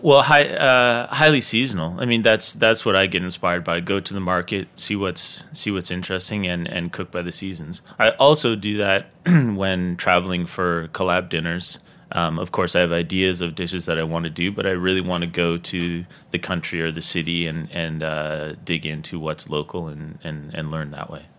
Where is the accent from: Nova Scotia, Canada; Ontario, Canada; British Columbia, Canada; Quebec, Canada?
Nova Scotia, Canada; Dartmouth; now in New York, United States; me growing up in Nova Scotia